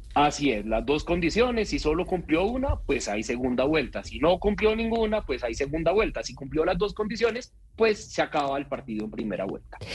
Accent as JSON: {"language": "Spanish", "region": "Bogotá", "country": "Colombia", "said": "como ciudadano bogotano"}